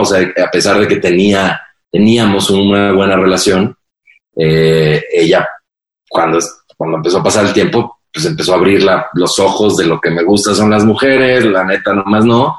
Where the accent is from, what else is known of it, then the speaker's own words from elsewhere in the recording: Mexico; soy un white sican porque soy mexicano blanco